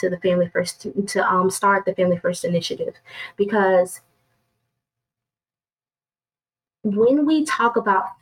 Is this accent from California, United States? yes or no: no; Jackson, Mississippi, United States; I'm from Jackson, Mississippi